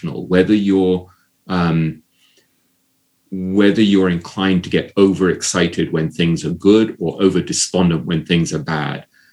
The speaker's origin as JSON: {"language": "English", "region": "England", "country": "United Kingdom", "tie": "born or raised there", "said": "growing up in England"}